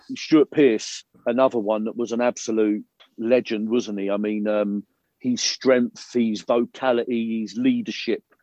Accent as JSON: {"language": "English", "region": "London", "country": "United Kingdom", "tie": "born or raised there", "said": "I was I was born in South London"}